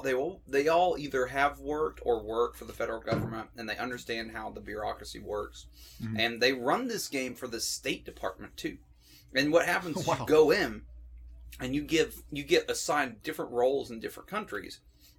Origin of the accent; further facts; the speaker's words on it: Knoxville, Tennessee, United States; I'm from Knoxville.